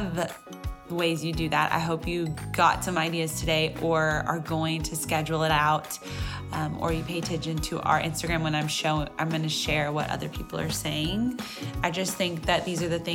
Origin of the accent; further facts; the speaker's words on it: Texas, United States; I have to say y'all because I'm from Texas